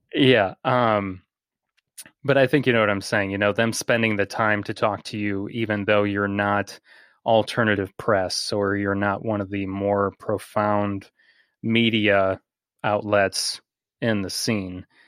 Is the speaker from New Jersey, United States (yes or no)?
no; Bourbonnais, Illinois, United States; a morning radio host in my hometown